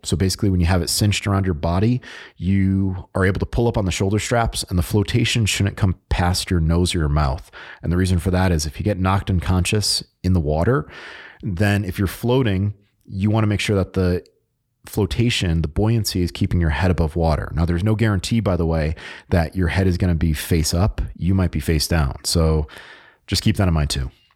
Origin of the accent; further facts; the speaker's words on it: Connecticut, United States; moved away; I am originally from Connecticut